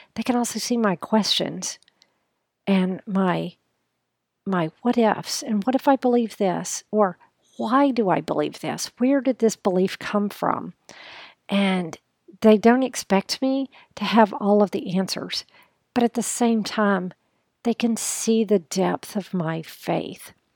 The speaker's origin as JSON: {"language": "English", "country": "United States", "said": "as a woman, as an American woman"}